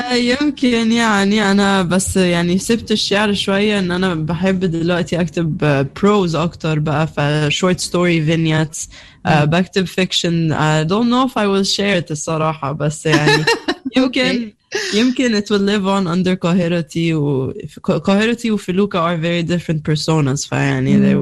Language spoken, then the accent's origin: Arabic; Egypt; moved away; أنا ممكن أمشي من مصر